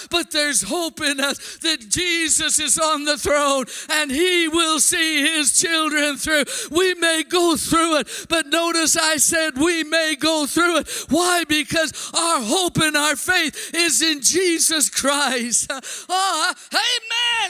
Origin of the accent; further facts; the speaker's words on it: Blunt, South Dakota, United States; I went to a little Pentecostal church in my hometown of Blunt.